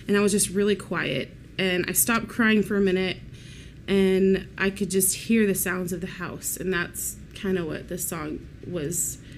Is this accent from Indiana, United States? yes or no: no; Katy, Texas, United States; also born or lived in Houston, Texas; Born in Houston, moved to Katy when I was almost 7 years old.